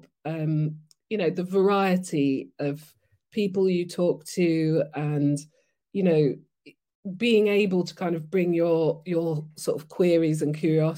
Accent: Nigeria; moved away; I grew up in Nigeria, and then I went to basically a not so good state school

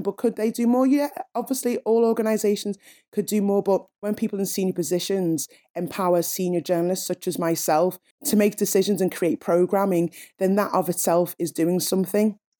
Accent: Liverpool, North West England, United Kingdom; I'm a Scouser, I'm a Liverpudlian first

